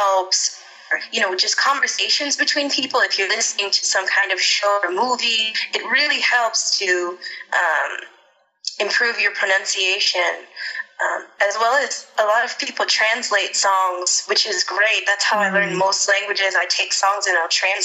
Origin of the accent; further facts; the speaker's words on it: St. Louis, Missouri, United States; I grew up in St. Louis, Missouri.